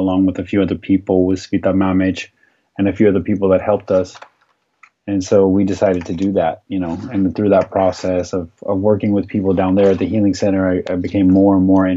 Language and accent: English; Arizona, United States; I grew up in Arizona in the United States